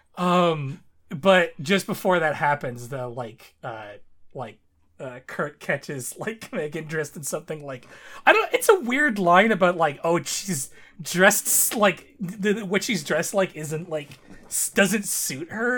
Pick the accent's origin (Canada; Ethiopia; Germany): Canada; my home country.